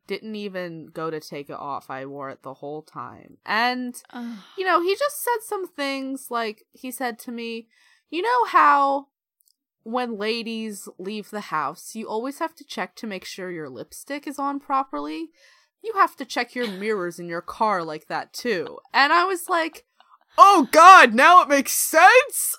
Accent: United States; moved away; I'm from America

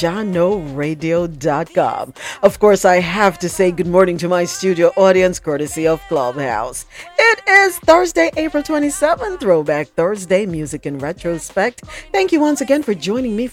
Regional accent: Jamaica; I'm from Jamaica

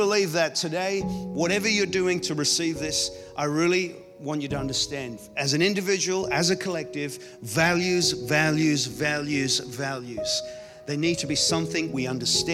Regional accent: Ireland; I grew up in Ireland

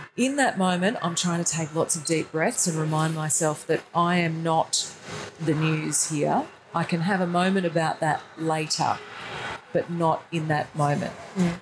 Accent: Brisbane, Queensland, Australia; at Channel 10 in Brisbane, where I'm from

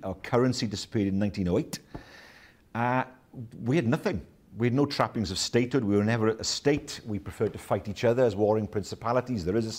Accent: Welsh, Wales, United Kingdom; If you ask me my nationality, I'm Welsh.

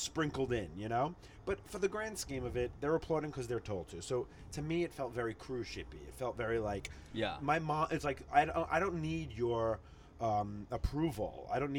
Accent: Long Island, New York, United States; also born or lived in Queens, New York; I was born in Queens and then raised in Long Island.

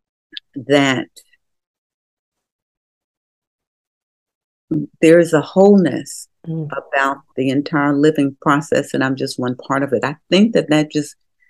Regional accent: Memphis, Tennessee, United States; also born or lived in Mississippi; I was born in Mississippi and my folk were sharecroppers. But when we moved, even when we moved to Memphis, there was still some going to the field stuff

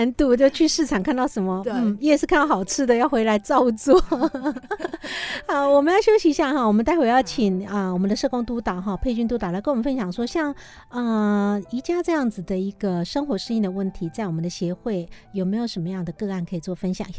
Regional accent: Taiwan; 我们台湾人现在很多女性哈，听到都会觉得哇。

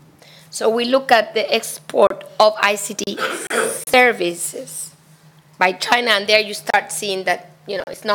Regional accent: Spain; Spain, my home country

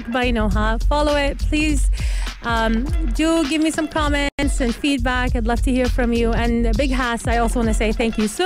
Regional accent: Canada; now in United Arab Emirates; originally Palestinian, but grew up in Canada, and now I'm here.

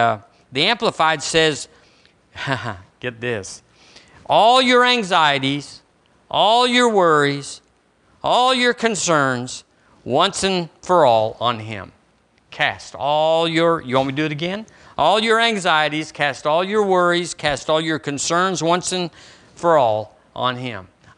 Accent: Texas, United States; now in Alabama, United States; When I moved here from Texas, I was full of Texas, and it wasn't pretty

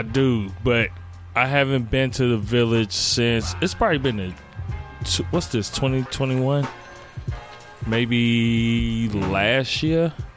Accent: Gary, Indiana, United States; I'm come from Gary, Indiana

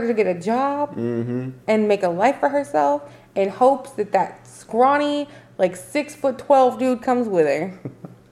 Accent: the South, United States; we're from the South

